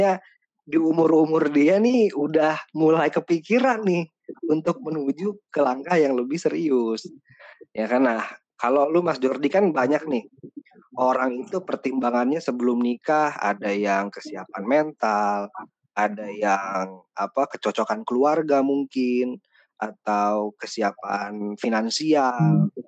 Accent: Pekalongan, Central Java, Indonesia; lagi bersama saya … saya dari Pekalongan.

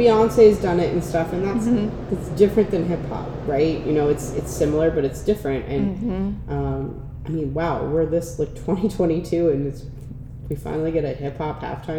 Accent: Lancaster, Pennsylvania, United States; I'm from Lancaster, so we're mostly Eagles fans.

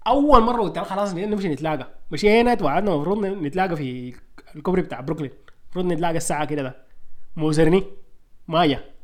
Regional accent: Sudan; moved away; نحن سودانيين

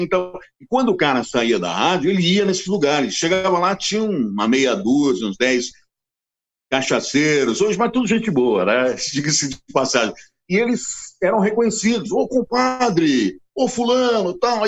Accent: Assis, São Paulo, Brazil; moved away as an adult; also born or lived in Brasília; eu nasci em Assis

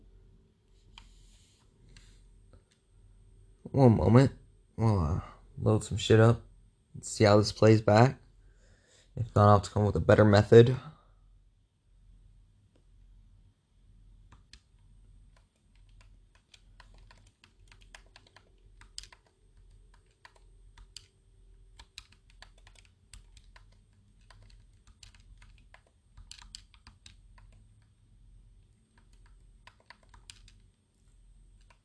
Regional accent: Midwest, United States; I'm from the Midwest

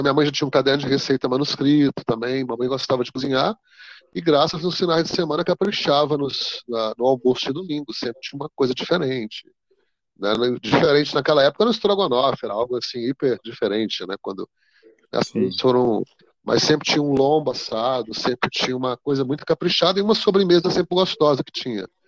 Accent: Rio Verde, Goiás, Brazil; also born or lived in Montividiu, Goiás / Goiânia / Boston, United States; eu nasci em Rio Verde, Goiás, mas morei na fazenda, uma fazenda no interior, de, bem fora de Rio Verde, né, próximo a Rio Verde, no município.

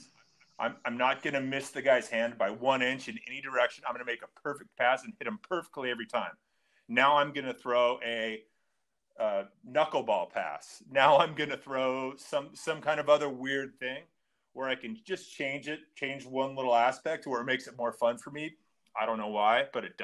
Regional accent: Long Beach, California, United States; growing up in Long Beach, everyone thought I was going to go to Long Beach State

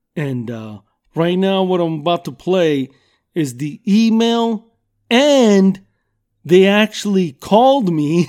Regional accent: Southern California, United States; I'm from Southern California and I've lived here all my fucking life

